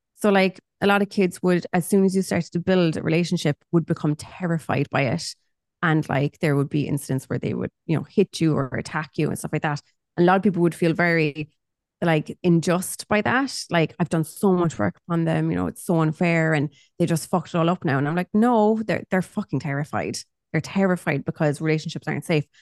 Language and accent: English; Cork, Munster, Ireland; I'm from Cork